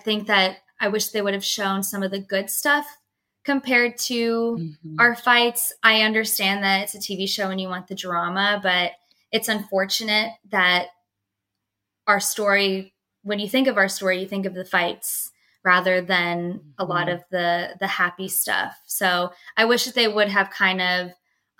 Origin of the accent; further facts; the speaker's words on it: Pennsylvania, United States; now in Dallas, United States; I am originally from Pennsylvania, so my parents and my sister are not living in Texas